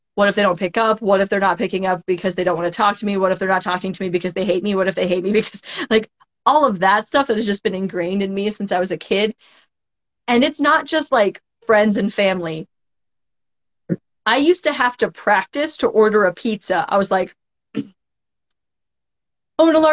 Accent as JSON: {"language": "English", "town": "Cheyenne", "region": "Wyoming", "country": "United States", "tie": "born or raised there", "also_born_or_lived": "Bozeman, Montana", "moved": "as an adult", "said": "I grew up in Cheyenne, and then I went to school in Bozeman, Montana"}